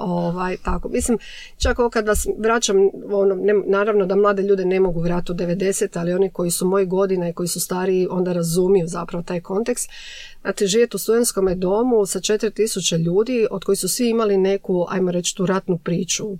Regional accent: Šibenik, Šibenik-Knin County, Croatia; moved away as an adult; now in Zagreb, Croatia; Tad sam došla iz Šibenika u Zagreb na studij.

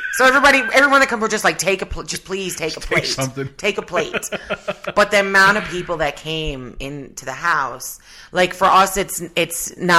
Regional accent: St. John's, Newfoundland and Labrador, Canada; moved away as an adult; now in Alberta, Canada; I'm from Shea Heights.

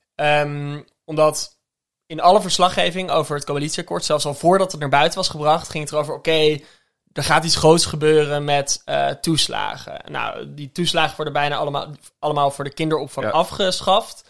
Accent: Netherlands

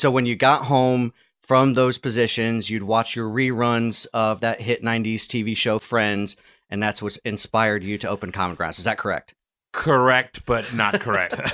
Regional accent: Durham, North Carolina, United States; I grew up in Durham and went to UNC Chapel Hill

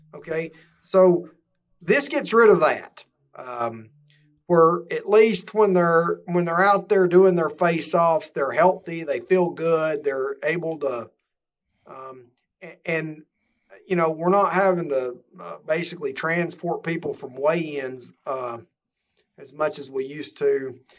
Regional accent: Georgia, United States; my home state of Georgia

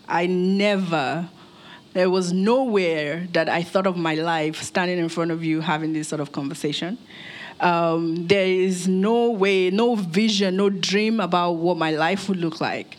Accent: Nigeria; also born or lived in United States; I grew up here in Nigeria. I was born in Nigeria. Moved to the US with my family, grew up there, completed my education

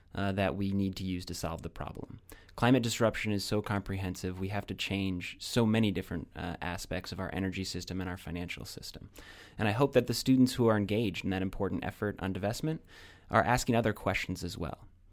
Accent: Iowa, United States; moved away; I'm very proud of my home state of Iowa

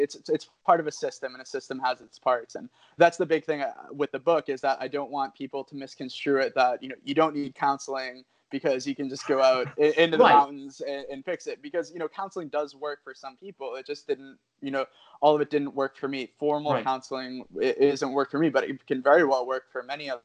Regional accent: New England, United States; growing up in New England

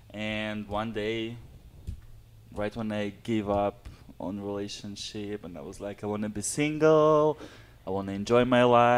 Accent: Kazakhstan; English is a second language; moved away as an adult; also born or lived in Panama City Beach; now in United States; I was born and raised in Kazakhstan.

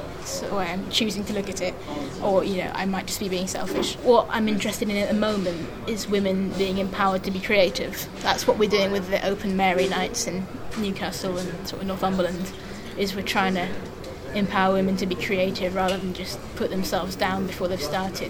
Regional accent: France; born there; Thatcher. That's the main reason I was born in France.

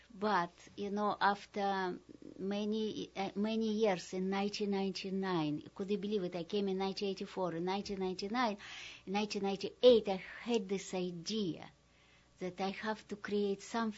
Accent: Moscow, Russia; English is a second language; moved away as an adult; now in New Orleans, United States; Oh, I came from Moscow in New Orleans in 1984.

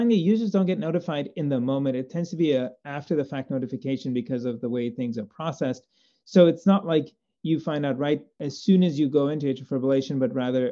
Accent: Zambia; moved away as an adult; now in United States; Growing up in Zambia and doing medical school there

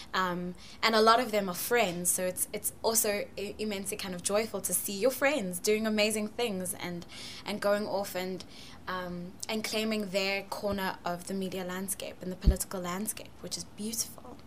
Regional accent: Johannesburg, Gauteng, South Africa; I'm from Johannesburg, South Africa

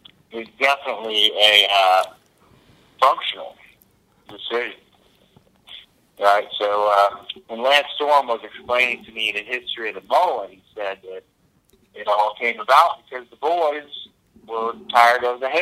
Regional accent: Northern Kentucky, United States; also born or lived in Atlanta, Georgia; Yeah, I was born in Atlanta, Georgia, but I was raised in Northern Kentucky my whole life. Northern Kentucky is just 10 minutes outside of Cincinnati, Ohio.

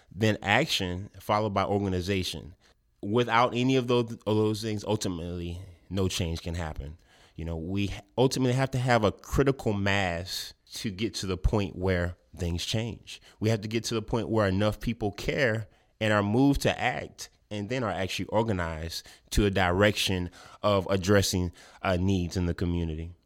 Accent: Lafayette, Louisiana, United States; I was born and raised in Lafayette

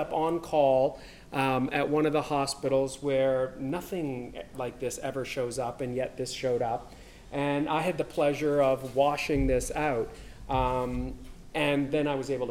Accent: Canada; I am from Canada

